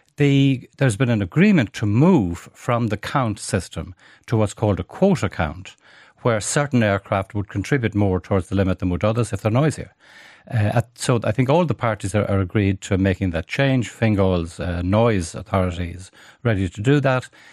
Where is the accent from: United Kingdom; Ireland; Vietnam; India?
Ireland; Galway, Connacht; moved away; I grew up in Galway